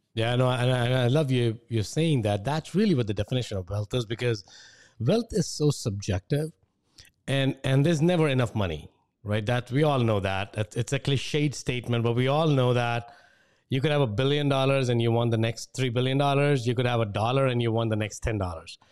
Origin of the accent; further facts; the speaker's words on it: India; moved away as an adult; I grew up in India